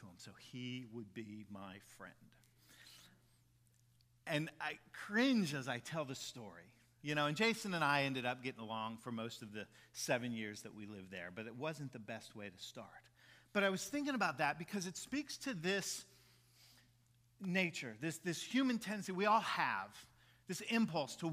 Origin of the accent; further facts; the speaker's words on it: Jacksonville, Florida, United States; also born or lived in Maitland, Florida; We moved from Maitland, Florida, where my dad had been the associate at the church there in Maitland, moved to Jacksonville.